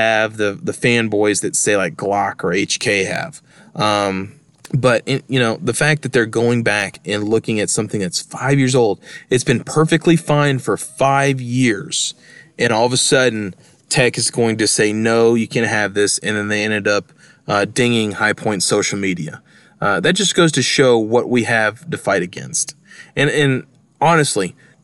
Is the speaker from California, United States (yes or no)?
no; Texas, United States; moved away; I'm from Texas. I got a lot of liberal family members, especially on one side of my family, you know, that still live in Texas